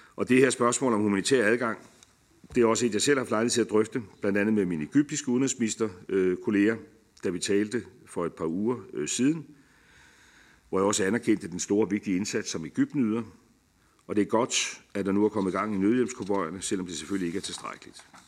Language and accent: Danish; Denmark; som dansker